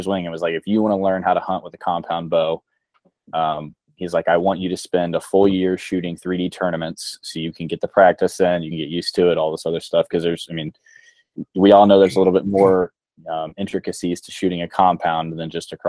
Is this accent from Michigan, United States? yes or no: no; Ohio, United States; born and raised in Ohio my whole life